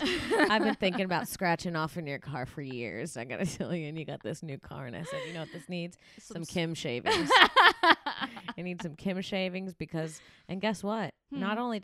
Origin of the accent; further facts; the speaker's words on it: Florida, United States; I don't know what to say. I'm from